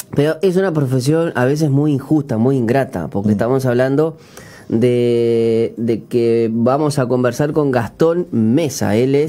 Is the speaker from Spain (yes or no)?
no; Uruguay; nosotros siendo uruguayos